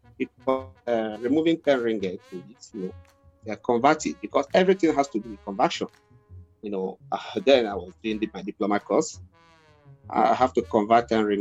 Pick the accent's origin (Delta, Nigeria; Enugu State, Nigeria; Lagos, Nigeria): Delta, Nigeria; moved away as an adult; now in Malaysia; I'm from Nigeria, I'm from Delta State, Nigeria.